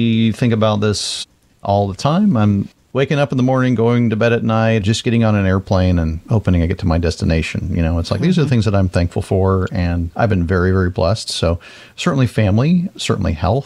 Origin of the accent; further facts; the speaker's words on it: Florida, United States; growing up in Florida and just being in the South.